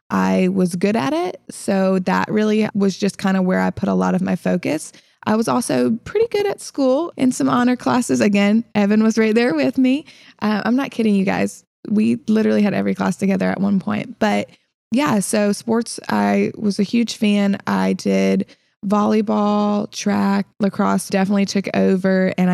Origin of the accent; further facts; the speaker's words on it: Illinois, United States; also born or lived in South Carolina; Yeah. So I was originally from Illinois, but I've lived in South Carolina, hence the accent that I apparently have now.